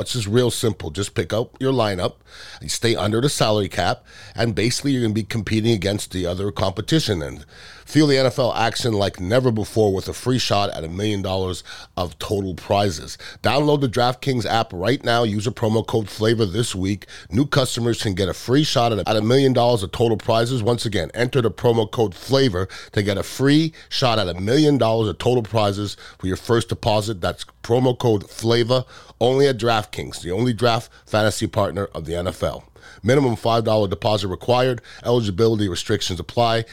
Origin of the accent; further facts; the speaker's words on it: United States; being American and a proud American